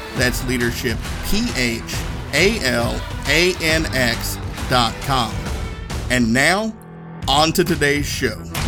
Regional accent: Northeast Tennessee, United States; growing up in Northeast Tennessee, uh, I grew up next to Nuclear Fuel Services

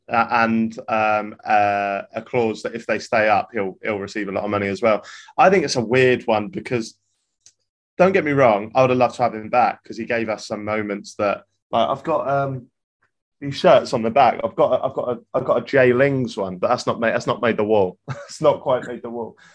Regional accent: Norwich, East of England, United Kingdom; I'm from Norwich

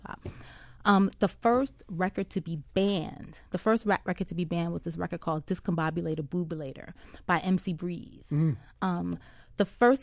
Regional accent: New York City, New York, United States; now in Philadelphia, United States; I grew up in New York

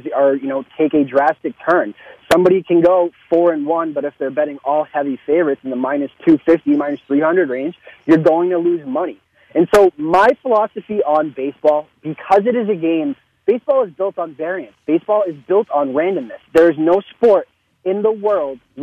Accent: Boston, Massachusetts, United States; I grew up in Boston, which is, you know, a huge, you know, sports town

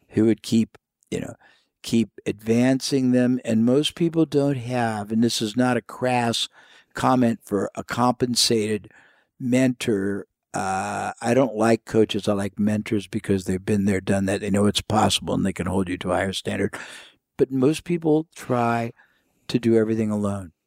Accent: United States; I was from the United States

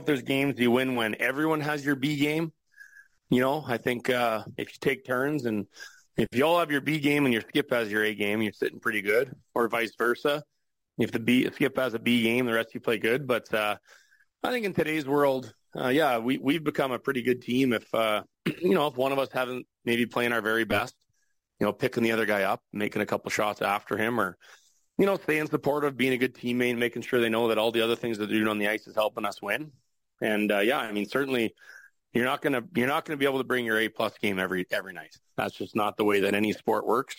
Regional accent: Regina, Saskatchewan, Canada; moved away; the curling community that I grew up with in Regina

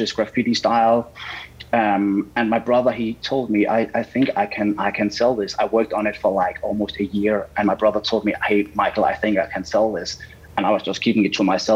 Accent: Denmark; moved away as an adult; now in Los Angeles, United States; So I was born in Denmark

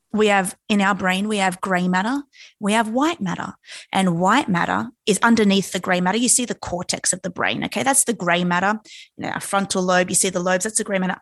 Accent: Australia; born and raised in Australia, and if you know anything about us Aussies, we've always grown up around the ocean

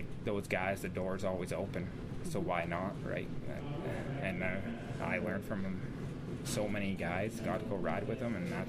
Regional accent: Nanton, Alberta, Canada; also born or lived in Ontario / Edmonton, Alberta; my parents separated and I lived in Nanton, and that's kind of where I grew up.

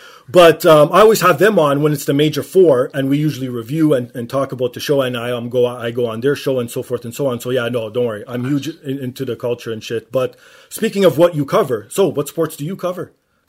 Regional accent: Canada; being Canadian

